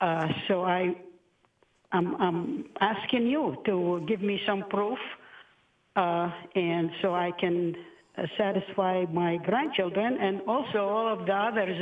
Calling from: Texas, United States; Near Galveston Island.

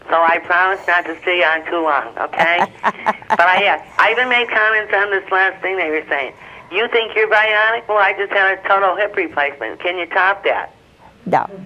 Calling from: Wilkes-Barre, Pennsylvania, United States; Well, I'm from Wilkes-Barre, Pennsylvania, sister, near the Pocono Mountains.

